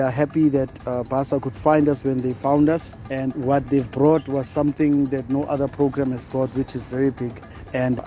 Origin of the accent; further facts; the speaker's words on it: Bloemfontein, Free State, South Africa; I am originally from Heidedal, Free State, Bloemfontein